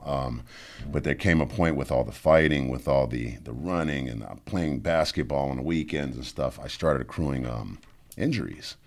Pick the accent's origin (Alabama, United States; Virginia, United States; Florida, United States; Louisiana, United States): Louisiana, United States; New Orleans; I'm from New Orleans